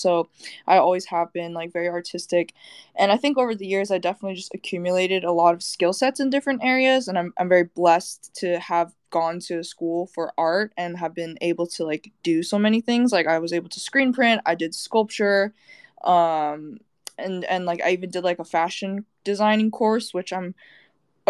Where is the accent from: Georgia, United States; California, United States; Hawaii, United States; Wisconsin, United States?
California, United States; Bay Area; moved away as an adult; now in Los Angeles, United States; I'm originally from the Bay Area, went to school out there, grew up out there, but now I'm LA based.